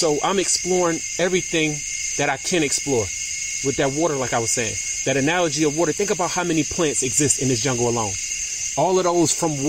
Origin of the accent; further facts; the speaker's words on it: New York, United States; I grew up in New York